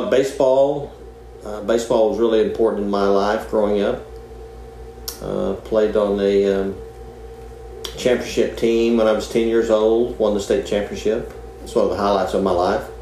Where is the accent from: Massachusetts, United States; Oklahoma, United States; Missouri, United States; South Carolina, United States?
Oklahoma, United States; Moore; Originally from Moore, Oklahoma. Went to high school at Moore, Oklahoma